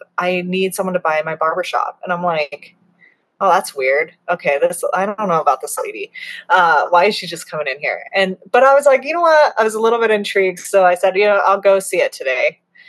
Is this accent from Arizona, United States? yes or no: yes; Arizona, United States; also born or lived in Kentucky / Colorado; Like I grew up in Arizona. We lived in Kentucky for a minute. We lived in Colorado for like